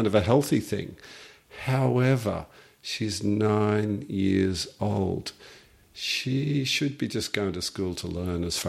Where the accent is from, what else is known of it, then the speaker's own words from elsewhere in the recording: Australia; we as the Australian nation